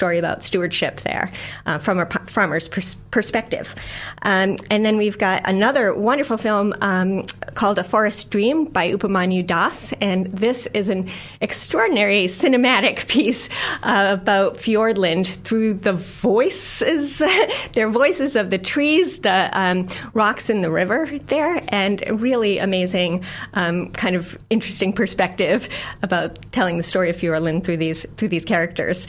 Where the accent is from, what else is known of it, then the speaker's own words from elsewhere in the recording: United States; now in New Zealand; if you can't tell from my funny little accent, I'm not a Kiwi. I'm from the U.S.